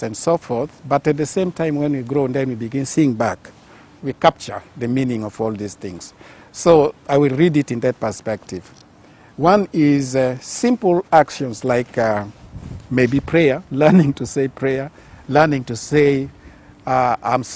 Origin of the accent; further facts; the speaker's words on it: Arua, Northern Region, Uganda; I was raised in Arua, born and raised in Arua.